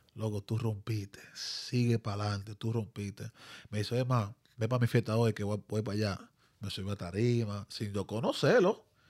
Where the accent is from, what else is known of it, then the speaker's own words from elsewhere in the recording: Dominican Republic; now in New Jersey, United States; soy dominicano 100%